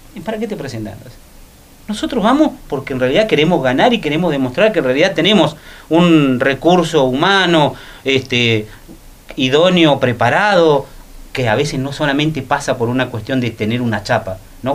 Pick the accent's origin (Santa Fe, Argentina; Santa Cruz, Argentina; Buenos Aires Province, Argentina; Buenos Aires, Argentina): Santa Cruz, Argentina; Río Gallegos; del Belgrano, de donde soy yo